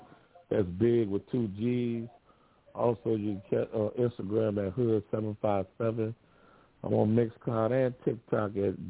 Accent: Louisiana, United States; now in Virginia, United States; growing up in Louisiana, I wasn't scared of nothing. But I don't know what happened to me in these last few years in Virginia.

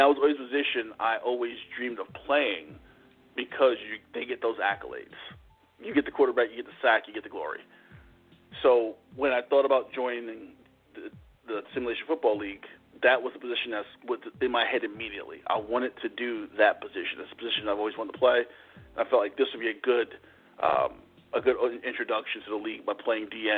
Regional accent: New Jersey, United States; growing up where I grew up in New Jersey, I'm a Giants fan.

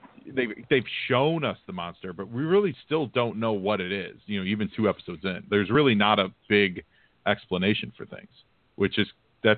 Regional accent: Chicago, Illinois, United States; I'm from Chicago.

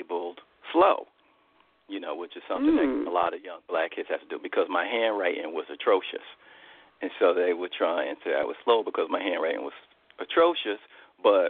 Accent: New York City, New York, United States; I grew up in public housing in New York, in the Astoria Housing Projects in Queens

